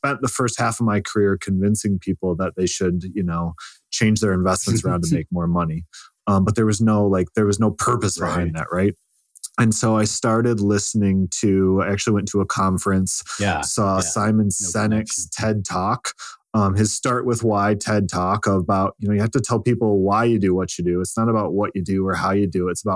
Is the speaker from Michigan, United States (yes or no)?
yes; Lake Michigan, United States; also born or lived in Lansing, Michigan; I grew up on Lake Michigan. I went to school on Lake Superior and now I live in Lansing